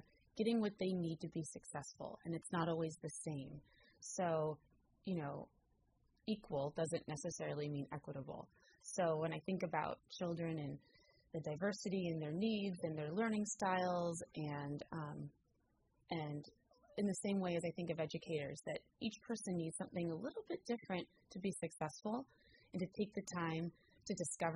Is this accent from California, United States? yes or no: yes; San Rafael, California, United States; also born or lived in Oregon; I grew up in San Rafael in Marin County, and I went to San Rafael High School